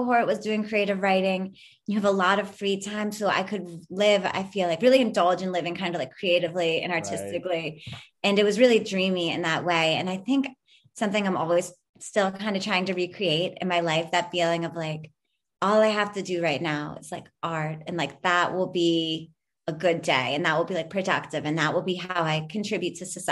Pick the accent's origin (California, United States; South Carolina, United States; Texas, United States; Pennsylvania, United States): Pennsylvania, United States; Philadelphia; moved away; also born or lived in Pittsburgh; Philadelphia, which is, you know, my hometown